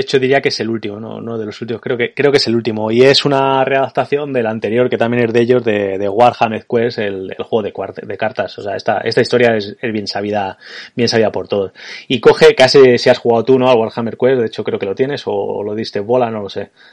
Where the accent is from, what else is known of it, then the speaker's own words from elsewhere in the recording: Spain; como españoles de los, eh, de los 80 y que, que jugamos mucho al ordenador de los 90